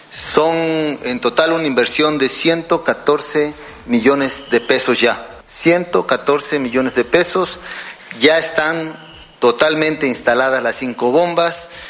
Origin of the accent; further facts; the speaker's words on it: Jarocho, Veracruz, Mexico; sentirnos orgullosos de ser jarochos